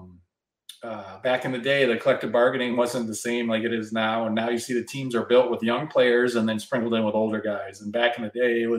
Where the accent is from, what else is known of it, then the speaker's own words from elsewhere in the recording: West Michigan, United States; also born or lived in Toronto, Canada; I grew up in West Michigan. I think my birthplace is a little misleading